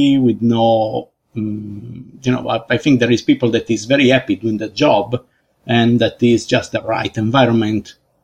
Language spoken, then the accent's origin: English; Sardinia, Italy; moved away as an adult; now in United Kingdom; I'm from Sardinia in Italy.